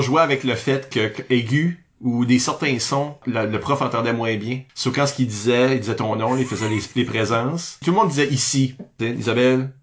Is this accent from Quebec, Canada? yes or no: no; northern Acadia, New Brunswick, Canada; je viens pas du sud-est, mais je suis acadien du nord